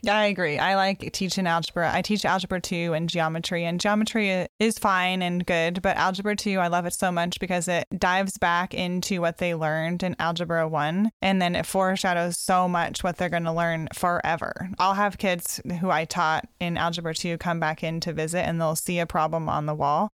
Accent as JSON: {"language": "English", "area": "Mount Hood area", "region": "Oregon", "country": "United States", "tie": "born or raised there", "also_born_or_lived": "Tacoma / Tanzania", "moved": "yes", "lives_now": "Carnation, United States", "said": "I grew up in the Mount Hood area in Oregon"}